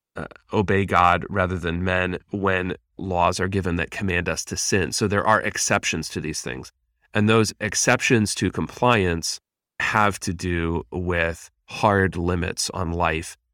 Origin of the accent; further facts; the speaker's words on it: Pennsylvania, United States; I grew up in Pennsylvania